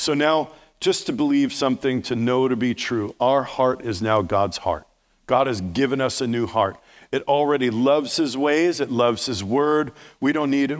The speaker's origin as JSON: {"language": "English", "region": "New York", "country": "United States", "accent": "New York", "said": "New York, Steve, that's my native tongue."}